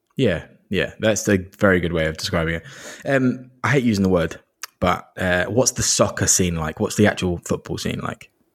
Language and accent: English; Kent, South East England, United Kingdom; I grew up in the southeast of England, in Kent